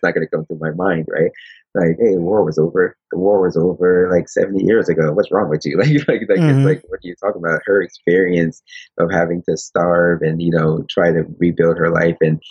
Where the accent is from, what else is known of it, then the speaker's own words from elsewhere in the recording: Paterson, New Jersey, United States; moved away as an adult; now in Japan; growing up in Patterson and inner city